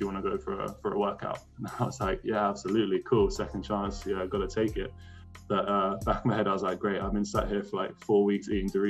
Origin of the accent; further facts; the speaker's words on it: Austria; born there; So then I signed with an agent, and I was born in Austria. So I have dual citizenship, Austria and UK.